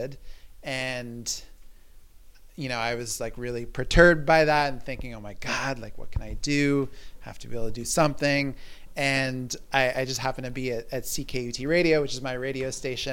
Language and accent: English; Toronto, Ontario, Canada; now in Montreal, Canada; I was growing up in Toronto as a teenager